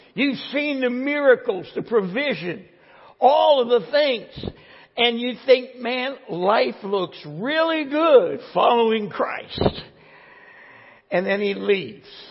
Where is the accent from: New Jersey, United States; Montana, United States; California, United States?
New Jersey, United States; I'm from New Jersey